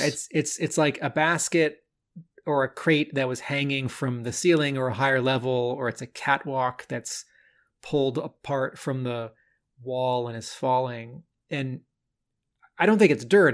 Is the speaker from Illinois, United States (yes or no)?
no; Bethesda, Maryland, United States; moved away as an adult; Bethesda, Maryland. Hey, that's my hometown.